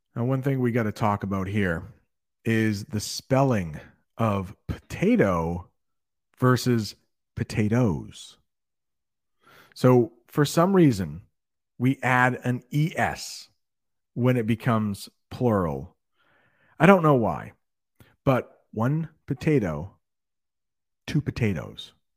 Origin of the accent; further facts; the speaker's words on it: United States; I am an American